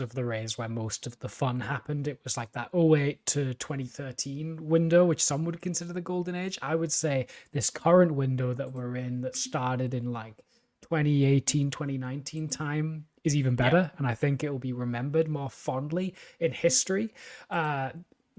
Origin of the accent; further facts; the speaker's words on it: United Kingdom; my hometown in the UK